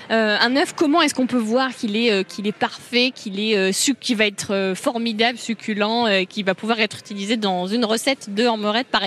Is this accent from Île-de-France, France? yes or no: no; Noidan, Bourgogne-Franche-Comté, France; De Noidan, un petit village euh, près de Pouilly-en-Auxois.